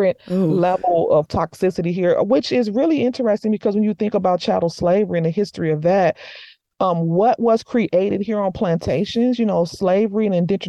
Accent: United States; also born or lived in Morocco; me as an American

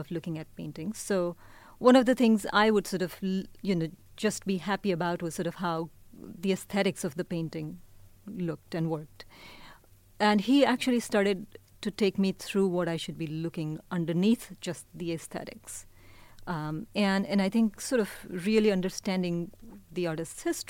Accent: India; now in Bay Area, United States; I'm Indian, but I also think of the Bay Area as home.

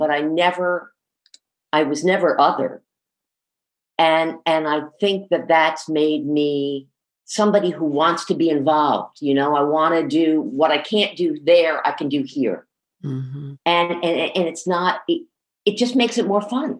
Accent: Trenton, New Jersey, United States; I grew up in Trenton, New Jersey

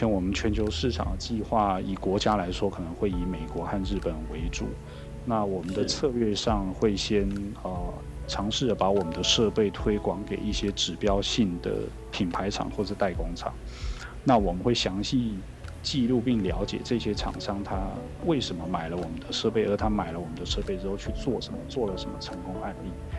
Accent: Taiwan; 原来我们自己台湾在所谓的机电整合产品的设计、生产和组装上面是有多么的强大。

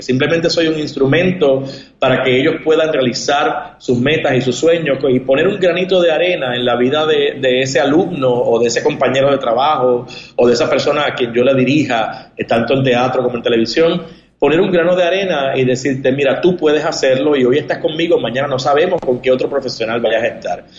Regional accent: Puerto Rico; moved away as an adult; also born or lived in New York / Miami / Los Angeles / Spain; yo tengo la suerte o la bendición de haber nacido en Puerto Rico

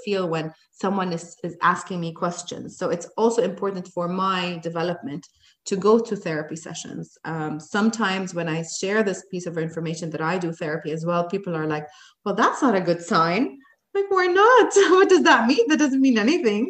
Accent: Jordan; moved away as an adult; also born or lived in United States; now in Dubai, United Arab Emirates; I went back to Jordan, my home country

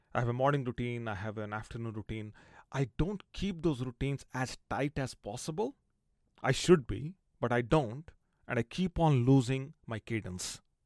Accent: India; growing up in India

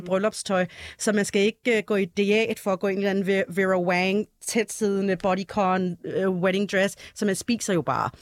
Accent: Denmark; vi, vi alle sammen er, er født og opvokset i Danmark

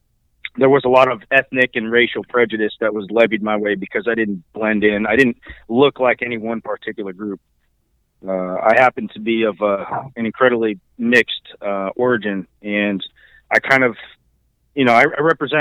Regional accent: California, United States; also born or lived in East Coast / New Mexico / Oregon; I did spend the later years of my youth in California.

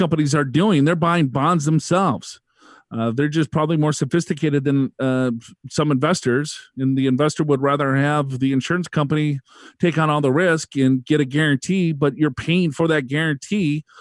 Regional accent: Minnesota, United States; moved away; I'm from Minnesota originally

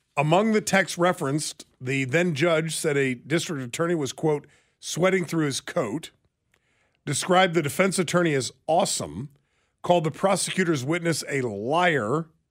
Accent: Alaska, United States; moved away; ever since I was a little kid growing up in Alaska

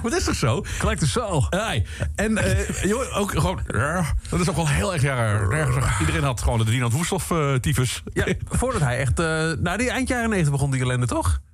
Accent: Roggel, Limburg, Netherlands; waar kom je vandaan? Uit Roggel.

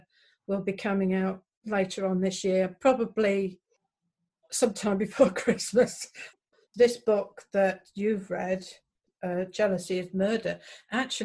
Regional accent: Cromer, East of England, United Kingdom; moved away as an adult; also born or lived in Hereford; I was born and raised in Cromer in Norfolk, and I also lived in Hereford for a long time

